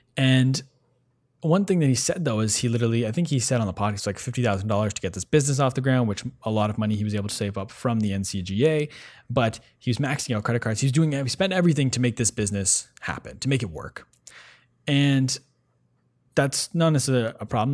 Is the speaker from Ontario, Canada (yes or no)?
yes; Ottawa, Ontario, Canada; we're both from Ottawa originally